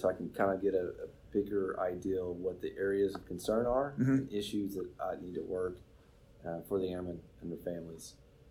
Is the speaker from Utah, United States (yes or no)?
no; Henderson, Kentucky, United States; moved away as an adult; also born or lived in Charleston / Illinois / London / Mildenhall; So I grew up in Henderson, Kentucky. That's my hometown.